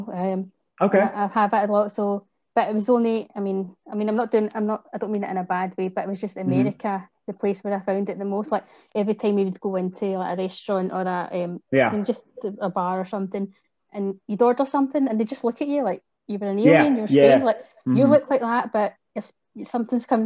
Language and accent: English; Glasgow, Scotland, United Kingdom; I come from Glasgow. I'm a Glaswegian.